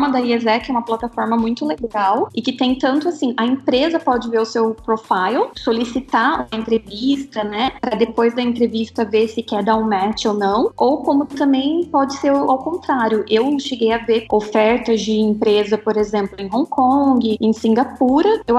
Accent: Paraná, Brazil; now in India; eu sou de uma cidadezinha do interior do Paraná que tem menos de 30 mil habitantes. Então, é bem interior mesmo. Aqui na Índia o pessoal considera que eu sou

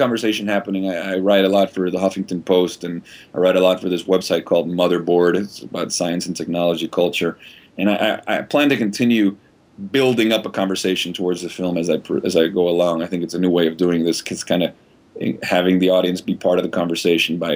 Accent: Venezuela; I grew up in Venezuela, very liberal, not very religious household

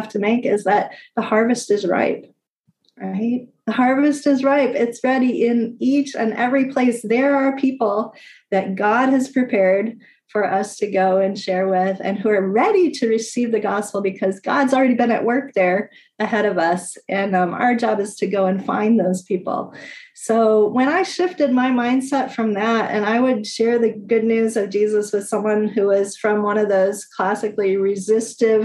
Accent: United States; moved away

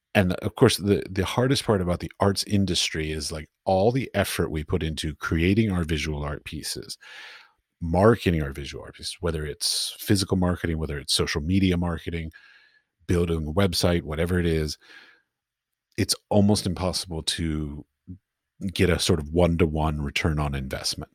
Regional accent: Washington, District of Columbia, United States; moved away as an adult; now in Europe; I grew up in Washington, D C, so I would go to art galleries in Washington, D C

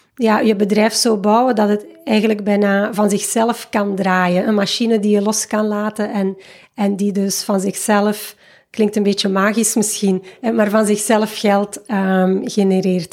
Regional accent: Waasland, Flanders, Belgium; moved away as an adult; now in Fuerteventura, Spain; geboren en getogen in het Waasland, ondertussen 36 jaar jong

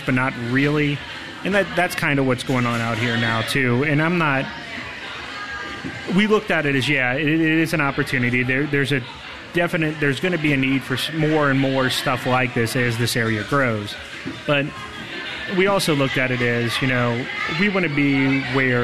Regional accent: Milford, Ohio, United States; now in Alexandria, United States; I'm from Milford

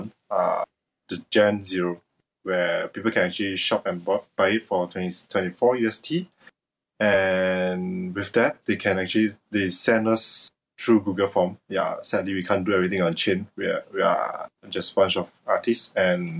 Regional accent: Malaysia; English is a second language; I'm from Malaysia

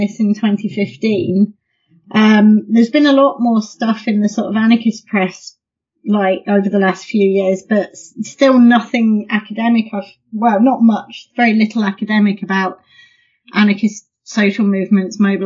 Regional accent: Midlands, United Kingdom; moved away as an adult; now in London, United Kingdom; I grew up in the Midlands, and I did my degrees and PhD in the Midlands in the UK.

